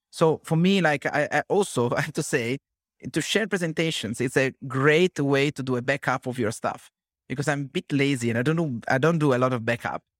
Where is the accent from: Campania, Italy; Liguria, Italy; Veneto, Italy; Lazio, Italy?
Liguria, Italy; Genoa; I'm from Genoa